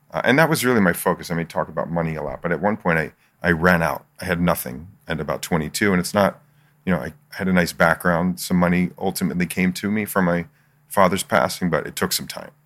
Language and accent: English; Philadelphia, Pennsylvania, United States; moved away as an adult; also born or lived in Michigan; now in San Diego, United States; I grew up in Philly